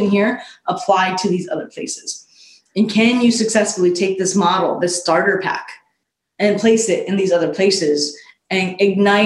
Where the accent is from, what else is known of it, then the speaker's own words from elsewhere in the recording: Fresno, California, United States; Fresno is our hometown, both from very, very different stories. I'm from the South and West in a rural farming town